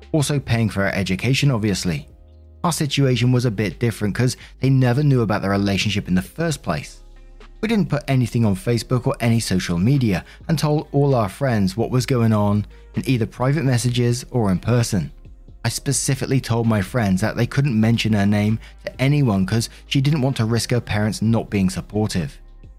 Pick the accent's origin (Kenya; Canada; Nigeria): Kenya; now in England, United Kingdom; I come from Kenya, but studying for my BA in England.